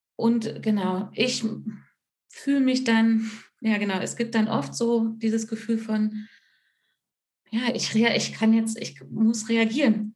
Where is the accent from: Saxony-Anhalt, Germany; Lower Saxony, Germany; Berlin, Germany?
Saxony-Anhalt, Germany; Altmark; now in Fichtelgebirge, Germany; ursprünglich komme ich aus der Altmark, das ist ganz im Norden von Sachsen-Anhalt an der Elbe.